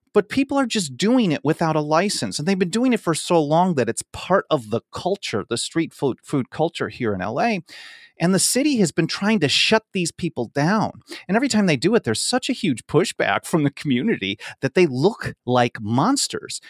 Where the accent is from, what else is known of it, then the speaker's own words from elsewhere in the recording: Wisconsin, United States; now in Los Angeles, United States; I grew up in Wisconsin